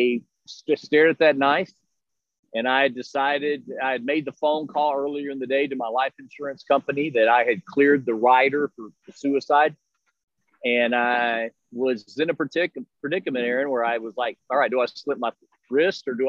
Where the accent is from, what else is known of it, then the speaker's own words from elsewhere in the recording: Texas, United States; now in Melbourne, United States; where I grew up in Texas